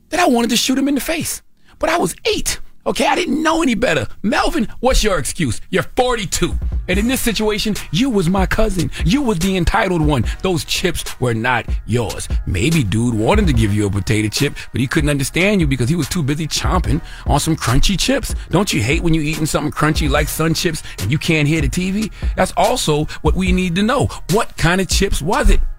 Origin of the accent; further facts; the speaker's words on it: Moncks Corner, South Carolina, United States; Because when I was a little boy growing up in Moncks Corner, South Carolina, okay, elementary school age, might have been like fourth grade, 1980 something